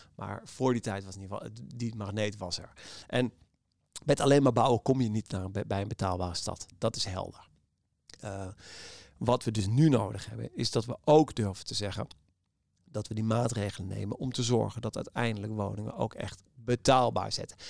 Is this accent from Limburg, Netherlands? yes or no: no; Amsterdam, North Holland, Netherlands; we als Amsterdammers